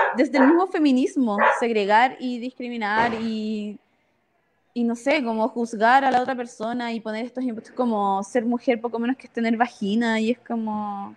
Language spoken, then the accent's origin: Spanish; Iquique, Tarapacá, Chile; moved away as an adult; now in Santiago, Chile; yo soy del norte, de Iquique. Eh, crecí toda mi vida ahí